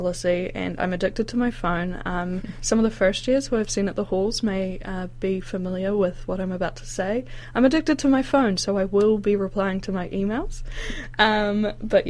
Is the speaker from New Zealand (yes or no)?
yes; New Zealand; growing up in New Zealand